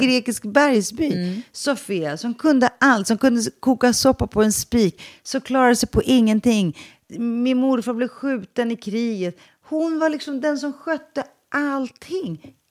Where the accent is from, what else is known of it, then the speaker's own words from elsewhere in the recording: Stockholm, Stockholm County, Sweden; jag växte upp i Sveriges fattigaste förort i Rinkeby